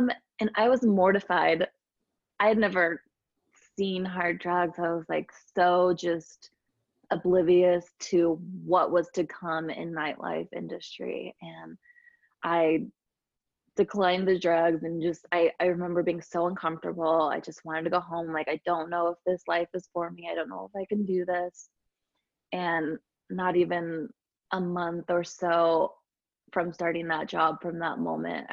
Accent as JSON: {"language": "English", "town": "Escondido", "region": "California", "country": "United States", "tie": "born or raised there", "also_born_or_lived": "Orange County, California / Sedona, Arizona / Atlanta, Georgia", "moved": "as an adult", "lives_now": "Utah, United States", "said": "I'm from California originally, it's called Escondido, California, which is Southern California, and grew up there"}